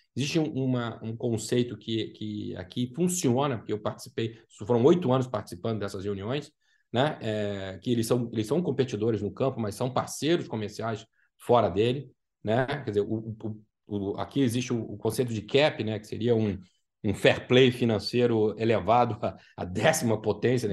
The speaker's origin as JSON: {"language": "Portuguese", "country": "Brazil", "moved": "yes", "lives_now": "Orlando, United States", "said": "para a gente, como brasileiro"}